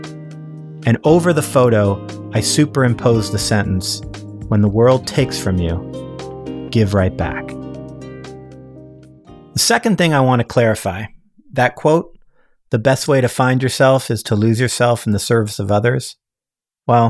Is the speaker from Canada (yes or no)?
yes; Canada; moved away as an adult; also born or lived in San Francisco, United States; now in Toronto, Canada; I grew up in Canada. I moved to San Francisco when I was 25 years old.